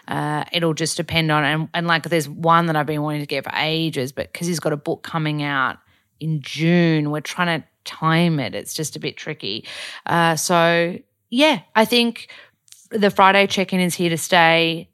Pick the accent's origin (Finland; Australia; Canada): Australia; accent: ocker Australian; I'm really Aussie.